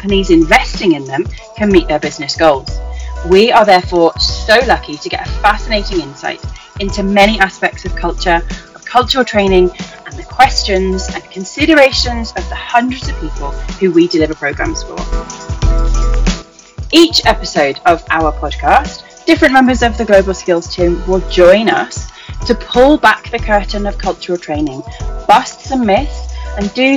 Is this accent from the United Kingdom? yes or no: yes; United Kingdom; moved away as an adult; also born or lived in Taiwan; as a British person